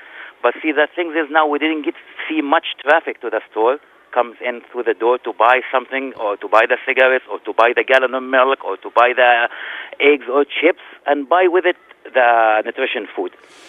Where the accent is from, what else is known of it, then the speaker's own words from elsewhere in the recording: Jerusalem, Palestine; now in Minneapolis, United States; I am from Palestine.